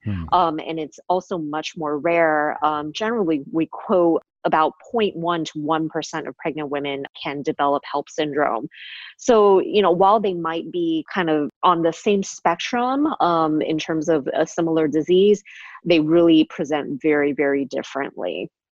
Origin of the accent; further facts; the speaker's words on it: Los Angeles, California, United States; also born or lived in Honolulu, Hawaii; we're actually both from San Gabriel Valley